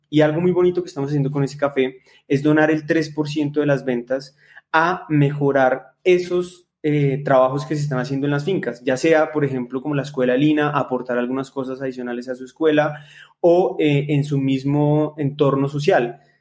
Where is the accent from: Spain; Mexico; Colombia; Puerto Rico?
Colombia; nosotros como colombianos